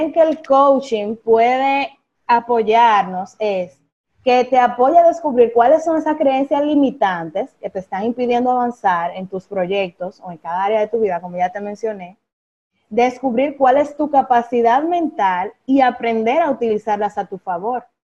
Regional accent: Higüey, La Altagracia, Dominican Republic; moved away as an adult; mi ciudad natal, que es Higüey

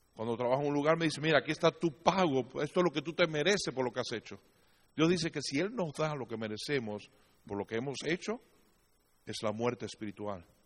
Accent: Cuba; siendo cubano

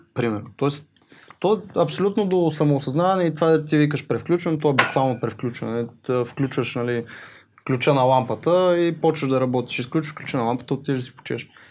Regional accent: Botevgrad, Sofia Province, Bulgaria; also born or lived in Pravets; аз съм от Ботевград

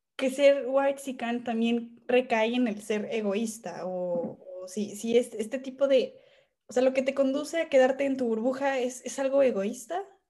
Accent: Mexico; dentro de nuestro país

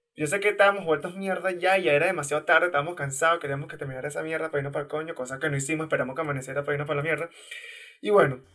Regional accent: Maracay, Aragua, Venezuela; Nosotros somos de Maracay

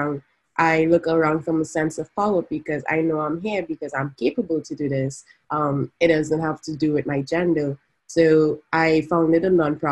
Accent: Trinidad & Tobago; moved away as an adult; now in San Francisco, United States; I'm from Trinidad and Tobago, and now I'm based in San Francisco

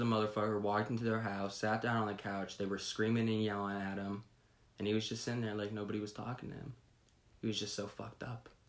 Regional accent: Youngstown, Ohio, United States; We are from Youngstown, Ohio

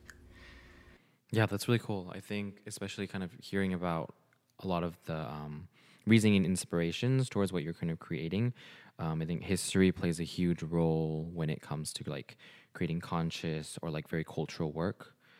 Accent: Bay Area, California, United States; I also grew up in the Bay Area

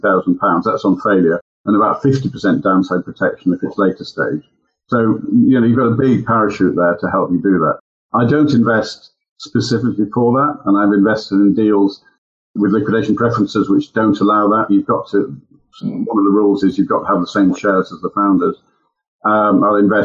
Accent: United Kingdom; as a British citizen, clearly here at home

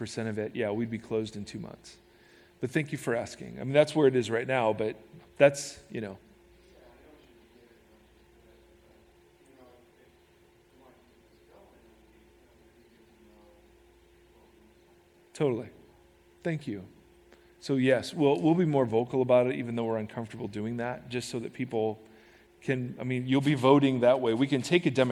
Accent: United States; as American Christians

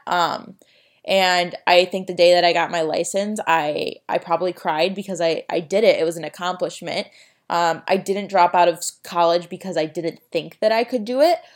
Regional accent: Chicago, Illinois, United States; moved away as an adult; also born or lived in Arizona; I'm from Chicago

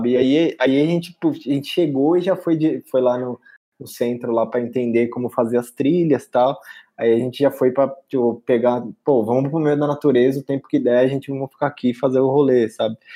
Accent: São Paulo, Brazil; que brasileiro, tipo, a gente é de São Paulo, tem sol pra caralho aqui, mano

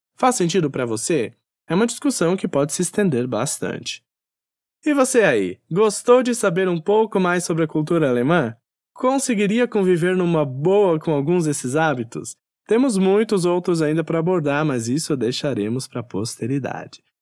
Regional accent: South Region, Brazil; moved away; also born or lived in Northeast Brazil; No Nordeste brasileiro, onde atualmente resido, percebo quão calorosas as pessoas são, já no sul, onde cresci e morei parte da minha vida

